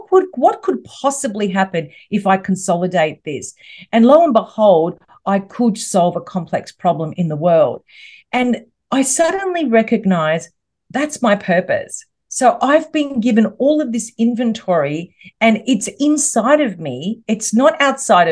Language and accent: English; Melbourne, Victoria, Australia; I'm from Melbourne in Australia.